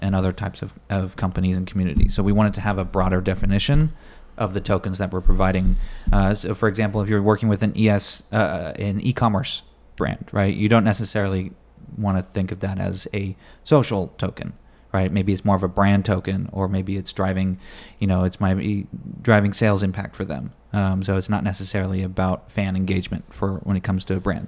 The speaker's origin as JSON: {"language": "English", "area": "Bay Area", "region": "California", "country": "United States", "tie": "born or raised there", "said": "born and raised in the Bay Area, California"}